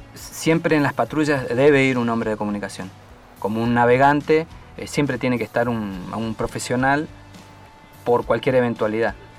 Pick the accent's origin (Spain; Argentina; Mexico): Argentina; como argentino y como militar